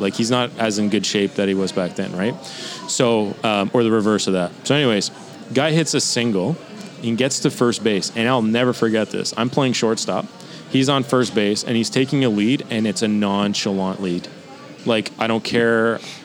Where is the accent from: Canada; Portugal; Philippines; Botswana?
Canada; especially as a Canadian